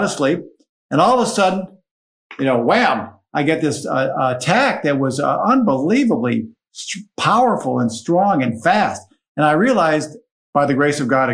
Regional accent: Syracuse, New York, United States; moved away as an adult; now in Washington, D.C., United States; I am from Syracuse originally

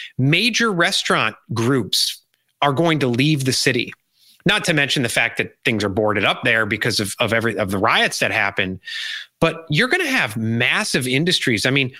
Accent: Chicago, Illinois, United States; now in South Carolina, United States; I'm in a Southern state. I grew up in Chicago, or Chicago area.

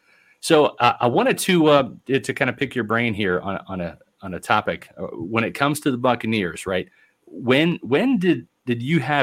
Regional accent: Overland Park, Kansas, United States; now in Tampa, United States; I'm from Kansas City, and I grew up in Overland Park, Kansas.

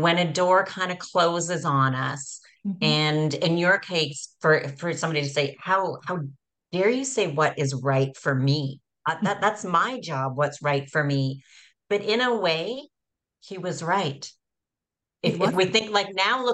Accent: Canada; born in Canada

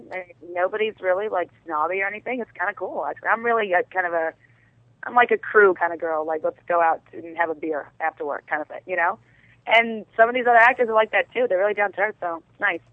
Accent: New York City, New York, United States; accent: Brooklyn; moved away; I'm originally from Brooklyn

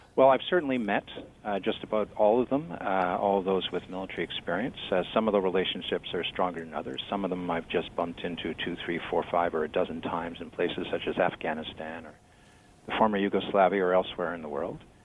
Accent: Canada; I'm a Canadian and proud of it.

